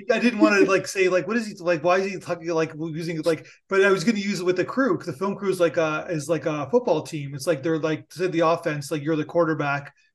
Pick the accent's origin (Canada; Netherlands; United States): Canada; I'm Canadian